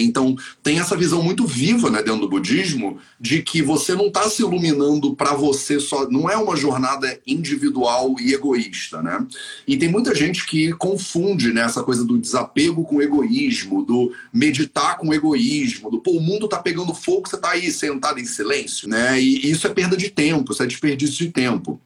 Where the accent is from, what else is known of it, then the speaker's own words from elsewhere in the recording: Rio de Janeiro, Brazil; Eu sou carioca